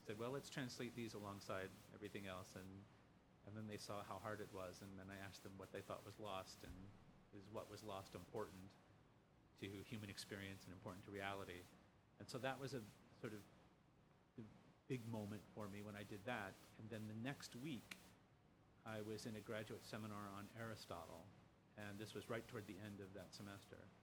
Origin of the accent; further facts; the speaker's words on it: Lima, Ohio, United States; now in Chicago, United States; I grew up just a couple of miles from where he was born